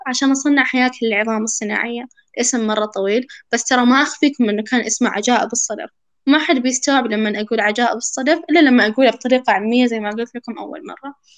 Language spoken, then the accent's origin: Arabic; Saudi Arabia; أنا سعودية